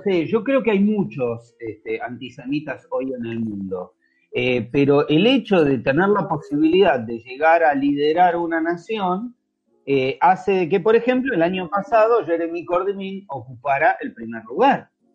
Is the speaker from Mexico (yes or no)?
no; Argentina; yo soy argentino